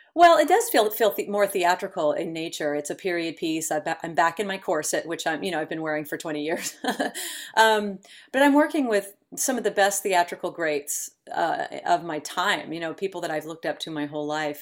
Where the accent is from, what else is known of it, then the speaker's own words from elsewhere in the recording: Elk City, Oklahoma, United States; moved away as an adult; also born or lived in Tulsa, Oklahoma; now in New York, United States; I grew up in, in, on the other side of the state in Elk City, Oklahoma, and then sort of all over the state